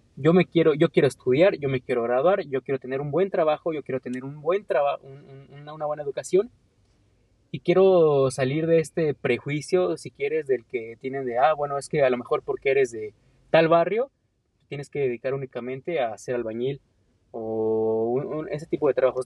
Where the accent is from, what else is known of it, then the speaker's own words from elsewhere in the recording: Mexico; como mexicano tengo potencial